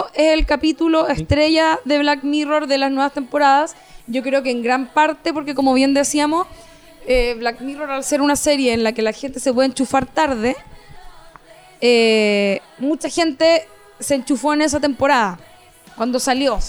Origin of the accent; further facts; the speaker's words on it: Rancagua, O'Higgins, Chile; also born or lived in Santiago; Yo soy de Rancagua City.